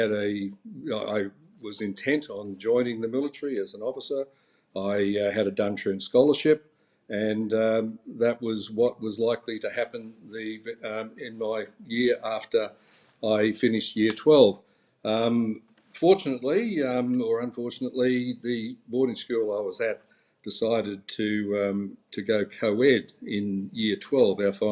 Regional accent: Lockyer Valley, Queensland, Australia; also born or lived in Toowoomba; I grew up in the Lockyer Valley in Queensland, which is a small crop agricultural area.

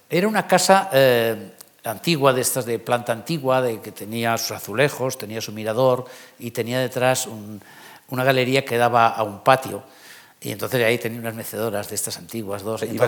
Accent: Palma, Balearic Islands, Spain; moved away as an adult; also born or lived in Barcelona; now in Madrid, Spain; yo soy mallorquín, pero siempre lo suelo decir, soy mallorquín de Palma

